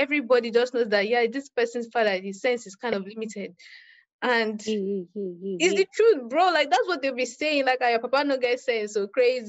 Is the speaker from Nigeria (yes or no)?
yes; Nigeria; It's not just that I'm Nigerian, I'm a woman too.